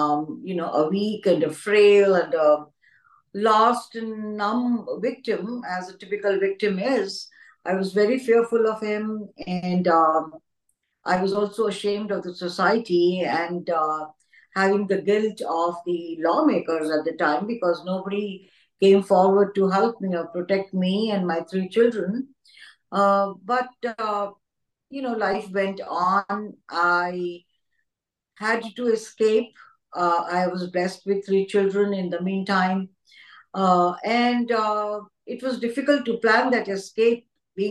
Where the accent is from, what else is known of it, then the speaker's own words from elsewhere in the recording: New Delhi, Delhi, India; I have been born and brought up in New Delhi, India